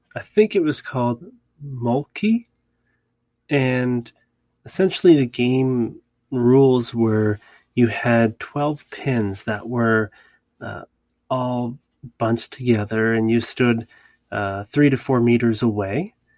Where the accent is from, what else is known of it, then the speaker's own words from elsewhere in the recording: Canada; it's very similar to my country, Canada